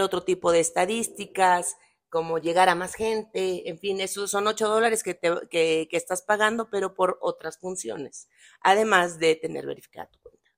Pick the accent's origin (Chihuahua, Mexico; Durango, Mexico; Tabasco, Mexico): Tabasco, Mexico; moved away; es de mi tierra